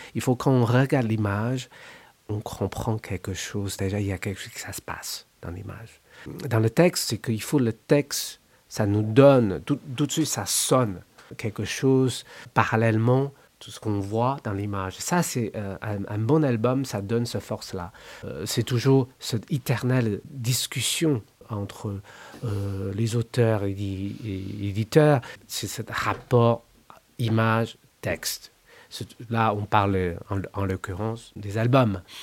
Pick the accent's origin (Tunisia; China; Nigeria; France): China; French is a second language; moved away as an adult; quand j'ai quitté la Chine.